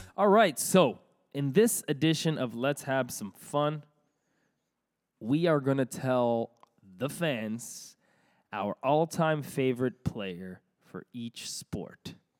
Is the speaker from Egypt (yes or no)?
no; Toronto, Ontario, Canada; we're from Toronto